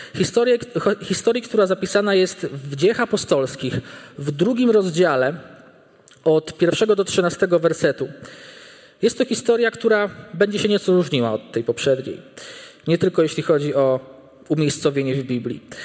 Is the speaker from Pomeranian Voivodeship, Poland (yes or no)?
no; small village near Bartoszyce, Warmian-Masurian Voivodeship, Poland; moved away as an adult; Ja pochodzę z bardzo małej miejscowości, która leży nieopodal Bartoszyc.